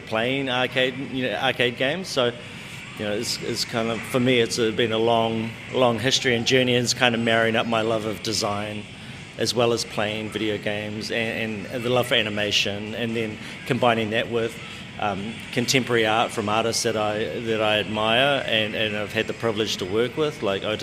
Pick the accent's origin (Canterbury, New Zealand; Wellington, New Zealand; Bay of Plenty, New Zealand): Bay of Plenty, New Zealand; Ngongotaha; growing up, even in Rotorua, well, I'm from Ngongotaha, and that's on the north side of the lake of Rotorua